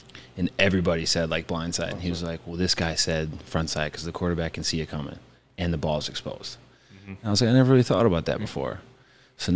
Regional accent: Wisconsin, United States; moved away as an adult; also born or lived in Pittsburgh; grew up in Wisconsin, and then I went to Madison, which is only like 45 minutes away from where I grew up

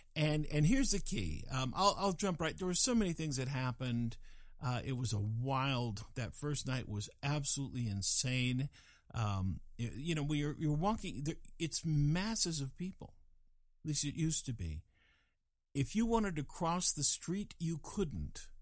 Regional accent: Fort Collins, Colorado, United States; I was raised in Fort Collins, Fort Collins, Colorado

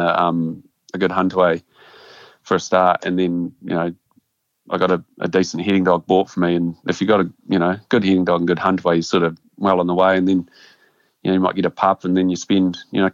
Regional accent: Amberley, Canterbury, New Zealand; I grew up in Ambley, which is just a small rural town

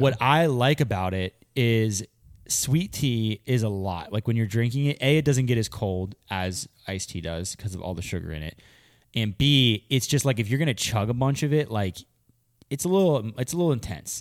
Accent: Pennsylvania, United States; I grew up in Pennsylvania

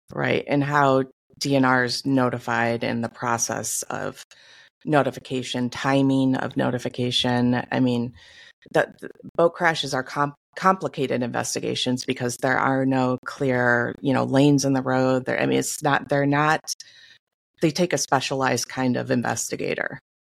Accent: Michigan, United States; moved away; I'm from Michigan

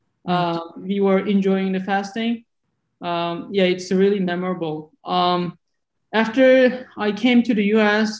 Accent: southern East Turkestan, Xinjiang, China; moved away; also born or lived in Urumqi, China; my hometown is in the south part

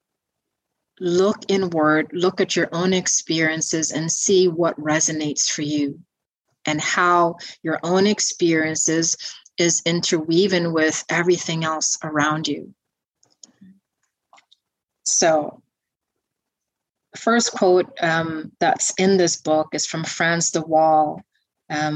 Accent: Guyana; growing up in Guyana, South America

